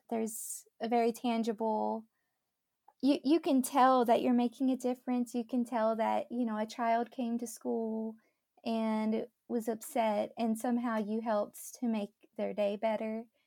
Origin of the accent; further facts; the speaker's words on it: Dallas, Texas, United States; moved away as an adult; also born or lived in Mississippi; born and raised in the Dallas area in Texas